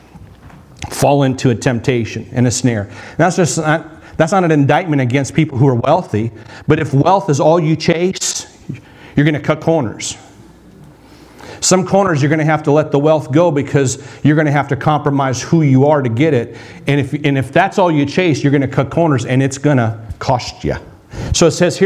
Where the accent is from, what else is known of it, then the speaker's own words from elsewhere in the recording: North Dakota, United States; I grew up in North Dakota on a farm